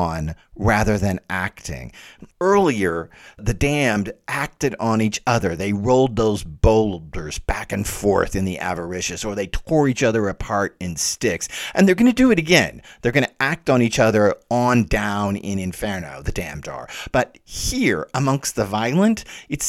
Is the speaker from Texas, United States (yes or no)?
yes; Dallas, Texas, United States; moved away; also born or lived in northeastern United States; I'm from Dallas